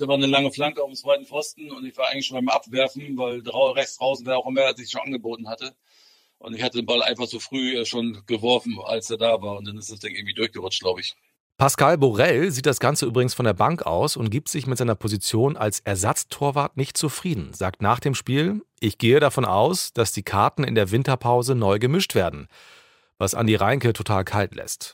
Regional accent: Bremen, Germany; bin in Bremen geboren und aufgewachsen und war damals zwanzig Jahre alt.

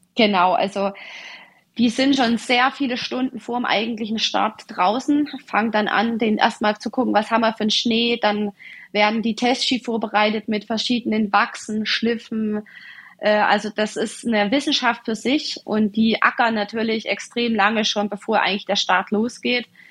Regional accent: Ore Mountains, Saxony, Germany; Wir haben schon früher lange Skiwanderungen durchs verschneite Erzgebirge gemacht. Ich bin also auf Ski groß geworden

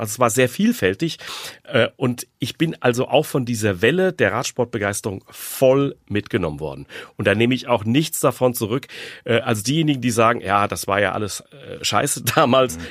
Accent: Frankfurt am Main, Hesse, Germany; ich bin aufgewachsen im Frankfurter Stadtteil Hausen

